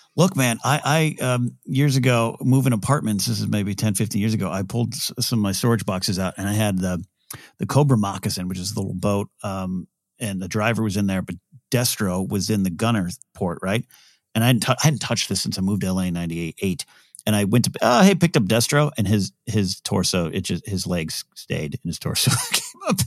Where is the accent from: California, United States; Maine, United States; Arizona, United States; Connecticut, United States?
California, United States; Nipomo; Napomo Swap Meet, my hometown, big swap meet, still there